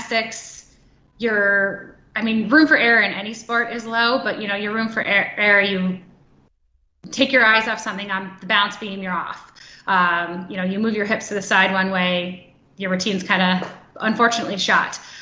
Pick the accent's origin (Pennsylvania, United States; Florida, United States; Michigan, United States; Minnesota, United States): Minnesota, United States; I am from Minnesota